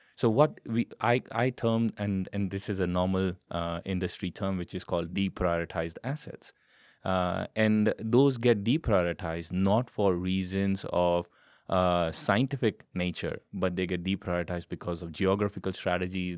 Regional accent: India; I am Indian by origin

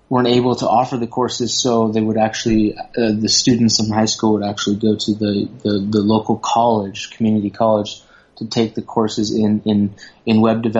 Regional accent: Southern California, United States; moved away as an adult; now in Thailand; Growing up in Southern California, there was it was very diverse

